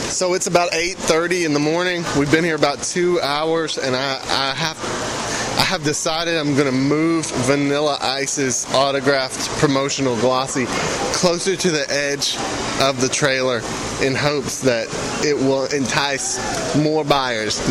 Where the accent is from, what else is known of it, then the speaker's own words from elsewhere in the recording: Sarepta, Louisiana, United States; moved away; my hometown of Sarepta, Louisiana